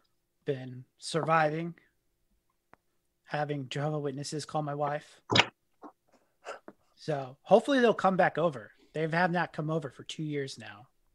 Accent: United States; especially being an American in England. There is already kind of this distrust during that time. But then came back to the States

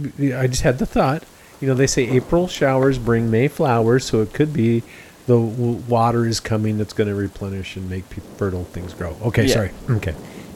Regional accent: United States; I'm an American

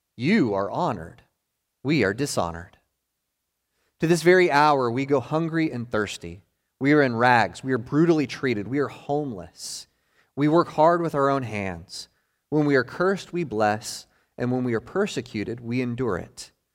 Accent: Maryville, Tennessee, United States; the church that I was born into up in Maryville, Tennessee

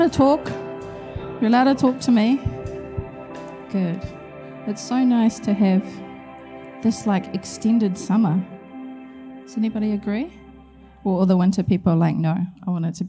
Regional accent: Gisborne, New Zealand; moved away; I grew up in Gisborne.

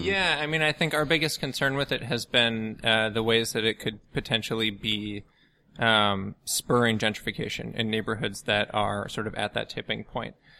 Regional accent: outside Chicago, Illinois, United States; moved away as an adult; also born or lived in Washington, D.C. / New York / Massachusetts; now in New Orleans, United States; I grew up outside Chicago

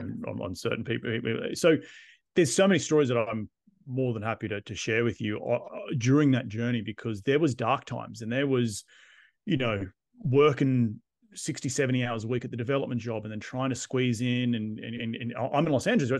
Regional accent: Australia; moved away as an adult; I'm Australian, I'm living abroad.

